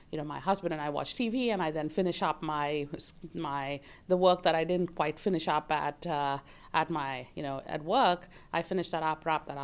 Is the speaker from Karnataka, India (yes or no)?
yes; Bangalore, Karnataka, India; moved away as an adult; now in United States; I grew up in Bangalore, India. I lived there for the first 22 years of my life, and then I moved to the United States